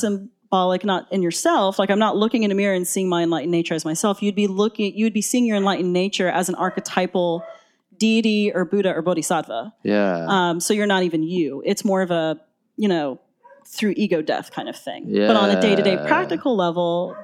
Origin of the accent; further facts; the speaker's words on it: Atlanta, Georgia, United States; also born or lived in Boston; I'm from Atlanta, but I'd moved to Boston.